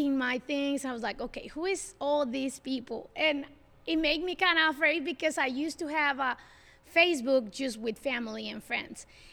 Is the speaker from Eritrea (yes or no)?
no; Mexico; first language Spanish; English is a second language; moved away as an adult; now in Ashland, United States; I moved here in 2003, so I didn't born here. I'm from Mexico.